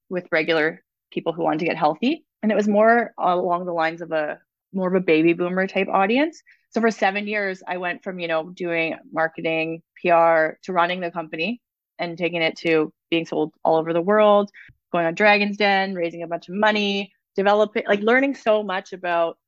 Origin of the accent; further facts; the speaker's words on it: Toronto, Ontario, Canada; moved away as an adult; also born or lived in Whistler, British Columbia; I'm originally from Ontario, and when I was 19, I went to visit a friend in Whistler for 2 months, and I lived there for 5 years. And And I never went back to Ontario